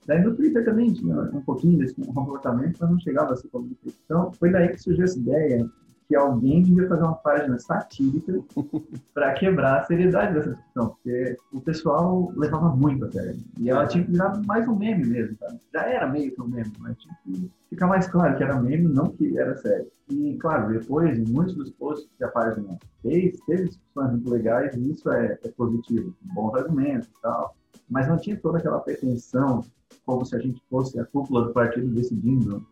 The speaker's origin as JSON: {"language": "Portuguese", "town": "Laguna", "region": "Santa Catarina", "country": "Brazil", "said": "eu sou de Laguna, Santa Catarina"}